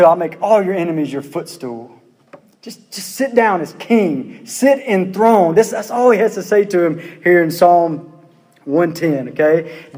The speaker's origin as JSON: {"language": "English", "town": "Pearl", "region": "Mississippi", "country": "United States", "said": "I'm from Pearl"}